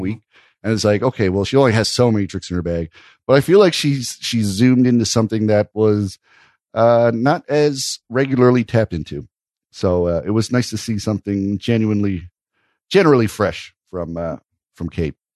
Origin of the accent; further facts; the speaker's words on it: Canada; I'm a Canadian